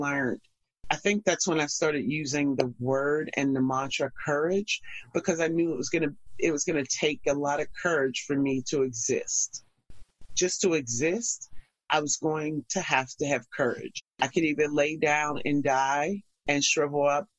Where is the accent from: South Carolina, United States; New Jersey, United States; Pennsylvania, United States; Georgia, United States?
Pennsylvania, United States; Pittsburgh; moved away as an adult; now in New York, United States; I'm originally from Pittsburgh, Pennsylvania. So I moved here right after doing a gig